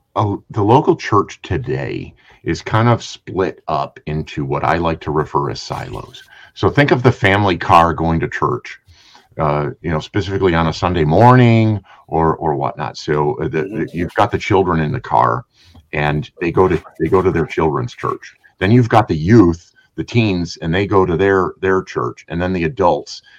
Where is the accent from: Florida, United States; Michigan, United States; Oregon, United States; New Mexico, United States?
Michigan, United States; Trenton; growing up in Trenton, Michigan